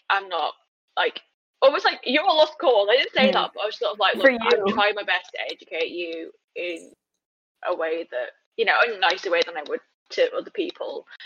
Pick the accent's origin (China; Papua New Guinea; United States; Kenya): China; forgetting that I am Chinese. You know, like the first time I spoke to him, and I said I was from China.